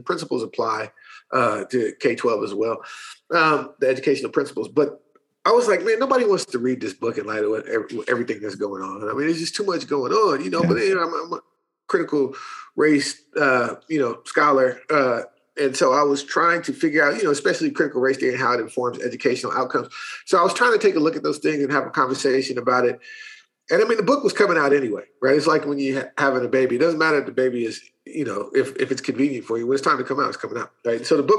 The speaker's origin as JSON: {"language": "English", "town": "Berkeley", "region": "California", "country": "United States", "said": "Marx and Fanon, because I'm from Berkeley, right?"}